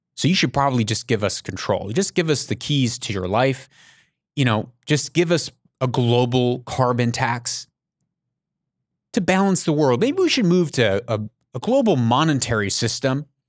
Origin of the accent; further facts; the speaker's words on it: United States; moved away; I'm not in America right now. I'm an American. I don't live in America